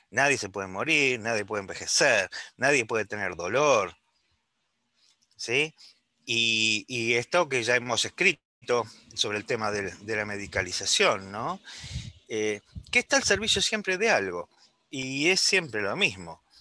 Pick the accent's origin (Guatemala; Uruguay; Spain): Uruguay; now in Buenos Aires, Argentina; Yo soy de la República Occidental del Uruguay. Estoy hablando desde Buenos Aires.